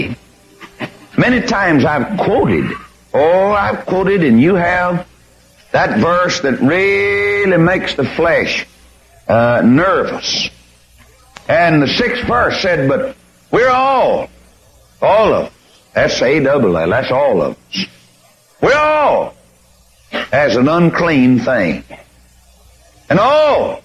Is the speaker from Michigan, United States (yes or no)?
no; Corpus Christi, Texas, United States; my hometown of 200,000 souls